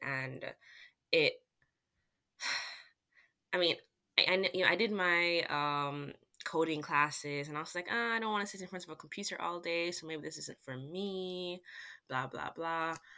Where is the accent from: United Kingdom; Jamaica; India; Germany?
Jamaica; moved away as an adult; now in United States; I'm from Jamaica